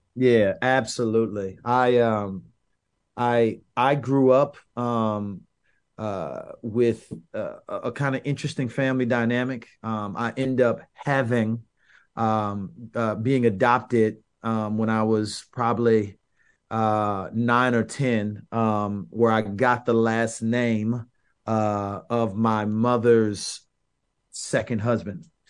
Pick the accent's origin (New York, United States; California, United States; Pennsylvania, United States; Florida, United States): Florida, United States; St. Petersburg; I'm from South Side of Saint Petersburg, another South Side of the city, but very different from South Si-, South Side Tampa